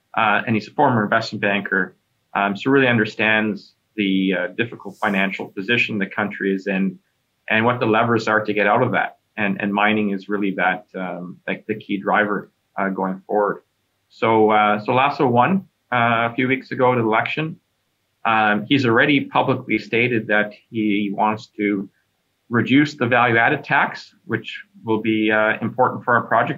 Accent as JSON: {"language": "English", "town": "Kelowna", "region": "British Columbia", "country": "Canada", "tie": "born or raised there", "also_born_or_lived": "Vancouver, Canada / Toronto, Canada", "moved": "as an adult", "said": "I'm a British Columbia raised kid uh, out of Kelowna, Vancouver, BC."}